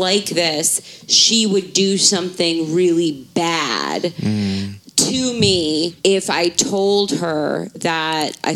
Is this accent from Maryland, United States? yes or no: yes; Baltimore, Maryland, United States; I grew up in Baltimore City